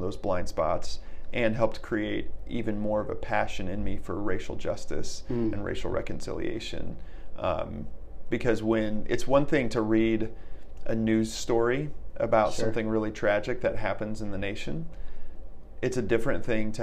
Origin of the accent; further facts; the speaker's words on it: Fort Wayne, Indiana, United States; also born or lived in Texas; I was in fourth grade and moved to Fort Wayne. Mm. So I moved from Texas, but the town I lived in Texas was a small town